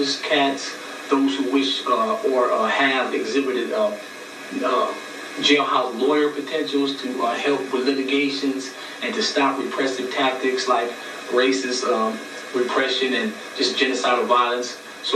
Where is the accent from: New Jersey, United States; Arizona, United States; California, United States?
California, United States; Los Angeles; I grew up in South Central